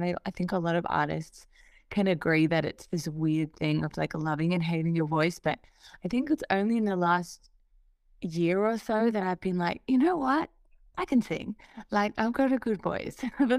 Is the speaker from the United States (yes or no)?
no; Australia; especially as an Australian artist, is just being so disconnected from the rest of the scene. And I feel like I need to just scream, like, I'm over here, like, look at Australia, look at what we're doing.